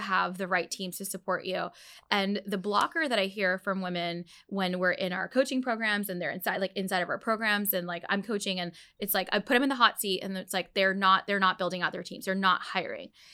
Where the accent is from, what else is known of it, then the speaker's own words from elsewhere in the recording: Dallas, Texas, United States; also born or lived in Orlando; I grew up in Dallas